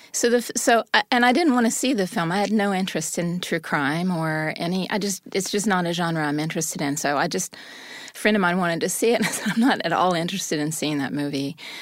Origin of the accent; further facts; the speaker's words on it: the South, United States; I'm from the South and was raised in a fundamentalist, uh, Christian home.